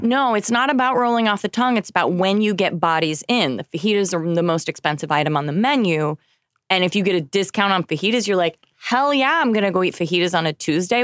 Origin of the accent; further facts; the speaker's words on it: Oklahoma, United States; moved away; I come from Oklahoma